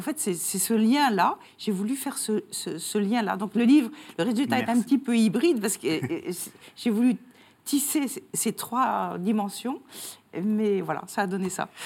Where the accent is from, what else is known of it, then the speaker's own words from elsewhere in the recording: France; now in Belgium; je suis française, mais j'habite en Belgique